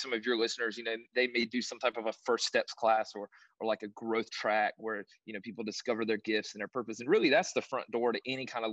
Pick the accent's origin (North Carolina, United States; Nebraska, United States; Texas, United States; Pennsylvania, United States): North Carolina, United States; moved away as an adult; also born or lived in Southern Virginia; now in Tampa, United States; I'm originally from North Carolina, Southern Virginia area.